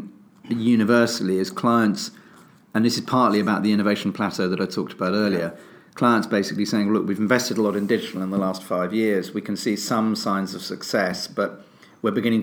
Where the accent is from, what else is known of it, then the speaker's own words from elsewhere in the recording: United Kingdom; I'm British